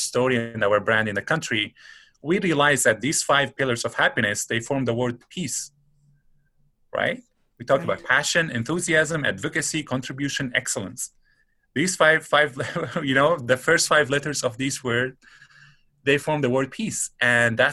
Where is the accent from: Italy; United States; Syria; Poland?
Syria; Damascus, Damascus Governorate; moved away as an adult; now in Antigonish, Canada; let's say we come from Syria, come from Damascus